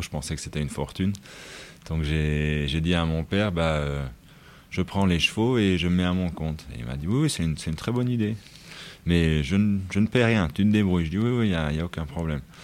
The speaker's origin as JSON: {"language": "French", "country": "Luxembourg", "tie": "born or raised there", "said": "c'était vraiment une écurie un peu rustique et c'est là où j'ai grandi"}